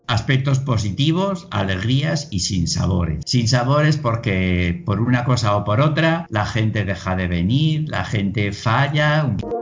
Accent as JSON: {"language": "Spanish", "town": "Milagro", "region": "Navarre", "country": "Spain", "tie": "born or raised there", "also_born_or_lived": "Estella", "moved": "as an adult", "lives_now": "Venezuela", "said": "soy español, nacido en Navarra, nacido en un pueblecito pequeño, Milagro"}